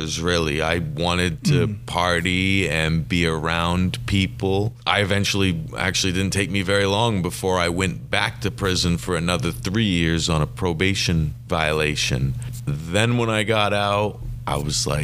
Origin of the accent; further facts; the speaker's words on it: Bangor, Maine, United States; I was born right here in Bangor, Maine.